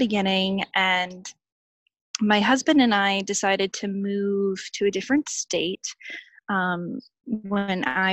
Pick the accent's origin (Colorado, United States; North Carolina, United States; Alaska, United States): Colorado, United States; Boulder; moved away as an adult; now in Victoria, Australia; my hometown of Boulder, Colorado